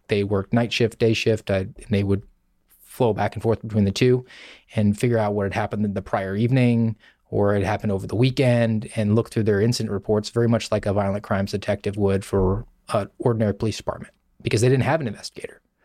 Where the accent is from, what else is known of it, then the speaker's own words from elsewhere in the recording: Savannah, Georgia, United States; moved away as an adult; also born or lived in Sioux City, Iowa; I'm from Savannah, Georgia, and I was a police officer there for a number of years